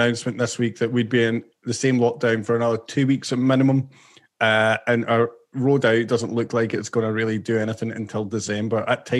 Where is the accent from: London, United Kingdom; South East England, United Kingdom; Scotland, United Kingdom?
Scotland, United Kingdom; now in Australia; I'm Scottish